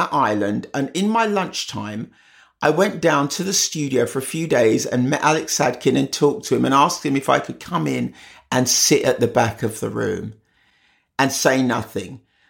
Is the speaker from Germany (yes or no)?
no; Jamaica; moved away; new to a country, which mum was obviously because she immigrated from Jamaica, and I was because I immigrated from Jamaica